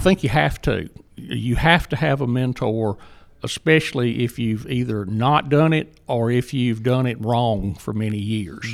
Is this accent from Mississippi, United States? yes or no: yes; Jackson, Mississippi, United States; accent: Southern; moved away as an adult; now in Murray, Kentucky, United States; as you might can tell from my accent, I'm, uh, proudly Southern. And I, I grew up in Jackson